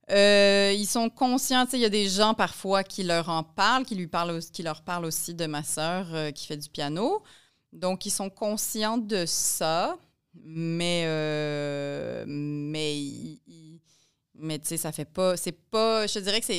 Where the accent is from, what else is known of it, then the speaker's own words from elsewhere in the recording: Poland; lui, je ne sais pas s'il sait que je viens de Pologne